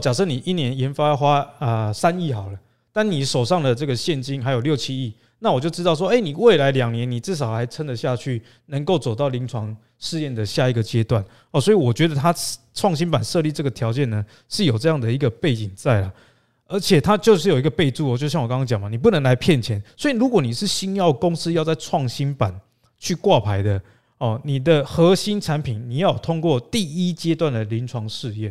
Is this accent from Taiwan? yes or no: yes; Taiwan; 我们台湾人